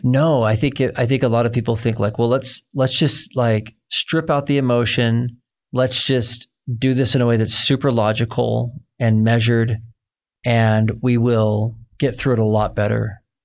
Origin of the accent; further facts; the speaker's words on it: United States; growing up as an American man